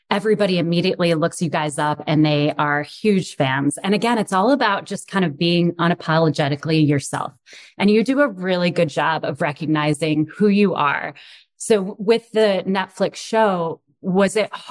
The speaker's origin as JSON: {"language": "English", "town": "Rochester", "region": "New York", "country": "United States", "said": "I am from Rochester"}